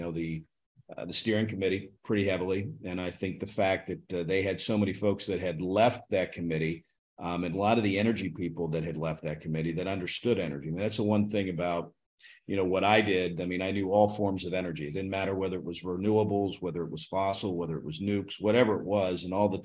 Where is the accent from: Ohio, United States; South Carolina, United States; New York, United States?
Ohio, United States; my hometown where I was born